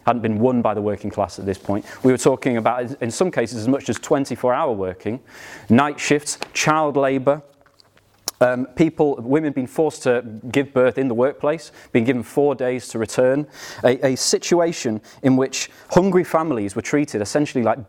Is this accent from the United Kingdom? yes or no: yes; United Kingdom; we as British Marxists